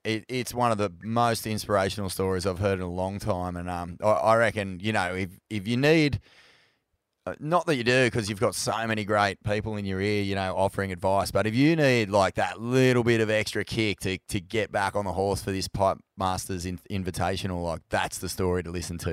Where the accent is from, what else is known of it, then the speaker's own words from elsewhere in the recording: Australia; we're as Aussie surf fans